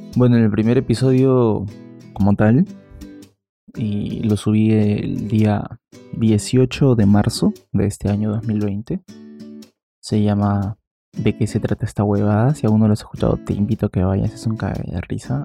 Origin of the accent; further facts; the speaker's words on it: Peru; yo soy de bueno, de Perú. Aquí en Perú la cuarentena empezó el día 15.